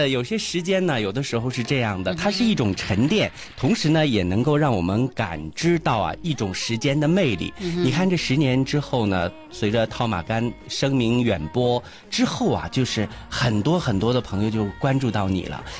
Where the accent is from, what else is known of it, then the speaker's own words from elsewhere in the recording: Hulunbuir, Inner Mongolia, China; now in Weihai, China; 我们都是来自于内蒙古的呼伦贝尔大草原，